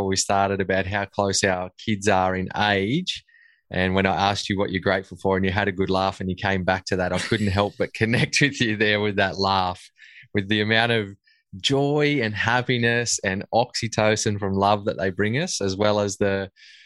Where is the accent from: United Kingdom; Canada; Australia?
Australia; accent: Bogan; now in Sweden; I'll have this Bogan accent for life